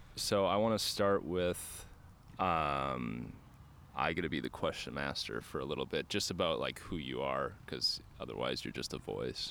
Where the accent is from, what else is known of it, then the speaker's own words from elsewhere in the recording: Minnesota, United States; I grew up in Minnesota